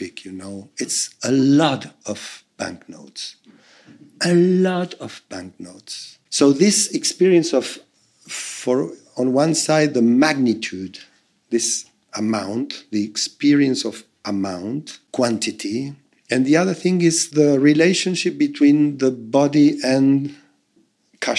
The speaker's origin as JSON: {"language": "English", "country": "Argentina", "tie": "born or raised there", "moved": "as an adult", "said": "I always lived in Argentina until 4 years ago"}